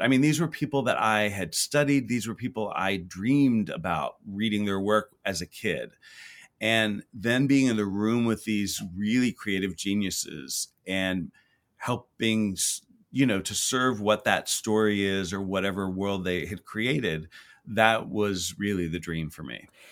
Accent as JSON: {"language": "English", "town": "Houston", "region": "Texas", "country": "United States", "tie": "born or raised there", "moved": "yes", "said": "I grew up in Houston, Texas"}